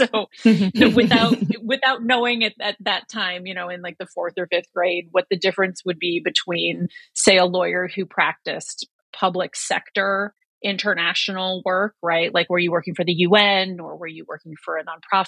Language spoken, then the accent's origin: English; northwest Indiana, United States; I grew up in a very small town in northwest Indiana